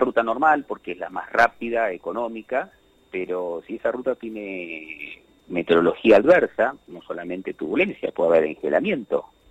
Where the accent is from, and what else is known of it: Argentina